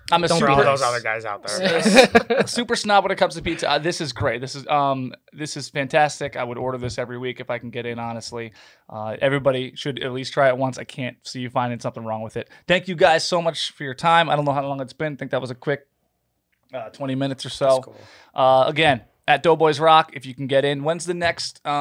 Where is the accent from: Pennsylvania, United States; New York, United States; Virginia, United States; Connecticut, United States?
New York, United States; Rochester; I'm from New York, and they leave it. I say Rochester